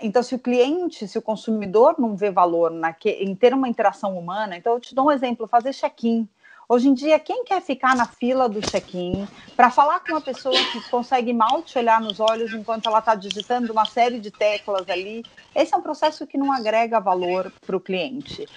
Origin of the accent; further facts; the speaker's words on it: São Paulo, Brazil; also born or lived in United States; eu sou paulista paulistana, nasci aqui